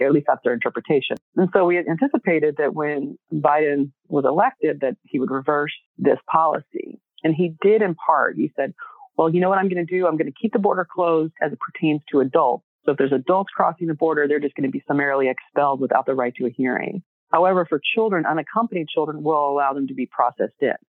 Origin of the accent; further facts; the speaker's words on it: Texas, United States; moved away; also born or lived in California; growing up in Texas, really seeing the need of our communities there